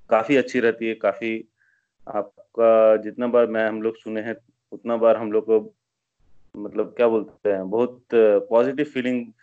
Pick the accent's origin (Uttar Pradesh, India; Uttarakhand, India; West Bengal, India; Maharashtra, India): West Bengal, India; Asansol; now in Bangalore, India; मैं basically uh, मैं waste Bengal से हूँ uh, मेरा घर वेस्ट बंगाल में आसनसोल एरिया में है और हम लोग का मैं काफ़ी साल से बैंगलोर में हूँ मेरा बीस साल हो गए बैंगलोर में